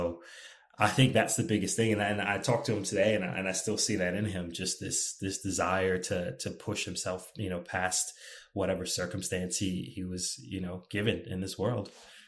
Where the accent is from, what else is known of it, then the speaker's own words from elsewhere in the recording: East Coast, United States; So whenever people ask me, where are you from? I have a really hard time answering the question. I can tell you where my parents live today. I can tell you where I lived, but where am I from? Probably the best answer would be the East Coast of the United States.